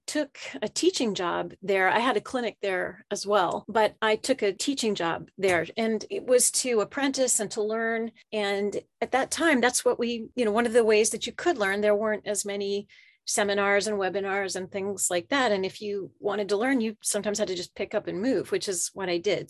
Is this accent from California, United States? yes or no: no; central Pennsylvania, United States; moved away as an adult; also born or lived in Japan / Philadelphia / Charleston, South Carolina / Tampa, Florida; now in Woodinville, United States; I, I grew up in central Pennsylvania